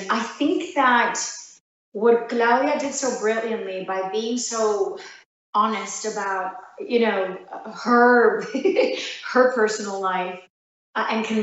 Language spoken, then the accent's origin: English; New York, United States; as being daughters of immigrants, even though we're from New York